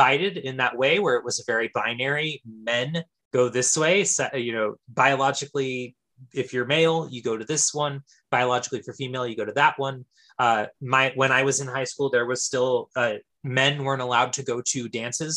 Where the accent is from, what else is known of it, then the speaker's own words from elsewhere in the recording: Fresno, California, United States; I am from Central California, the San Joaquin Valley originally, mm-hmm. And I am from specifically the Fresno area.